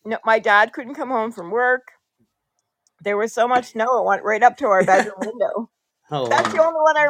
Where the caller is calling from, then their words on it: Ontario, Canada; I'm calling from Ontario, Canada.